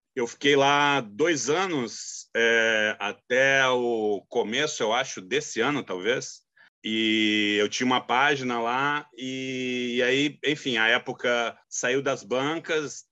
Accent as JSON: {"language": "Portuguese", "region": "Rio Grande do Sul", "country": "Brazil", "moved": "as an adult", "lives_now": "Rio de Janeiro, Brazil", "said": "eu sou gaúcho, mas eu moro no Rio"}